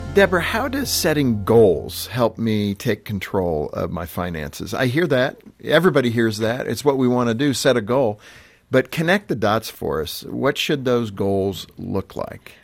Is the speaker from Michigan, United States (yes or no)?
no; Southern California, United States; I grew up in Southern Cal